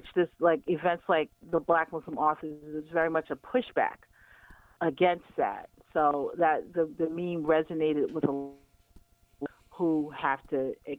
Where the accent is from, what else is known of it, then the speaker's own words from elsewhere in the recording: New York, United States; because I'm a New Yorker, so I talk with my hands.